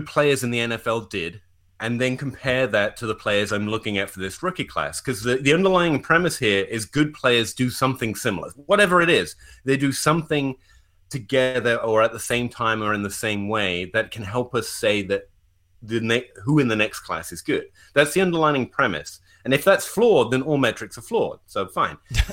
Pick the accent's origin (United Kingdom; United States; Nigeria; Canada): United Kingdom; England; I'm English